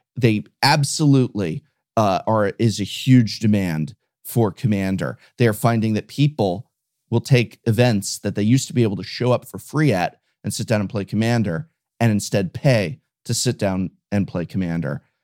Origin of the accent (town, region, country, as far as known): United States